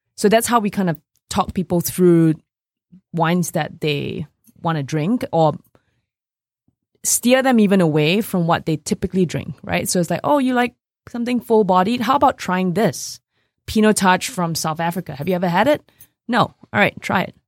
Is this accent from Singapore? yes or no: yes; Singapore; also born or lived in New York, United States; now in Detroit, United States; when I grew up in Singapore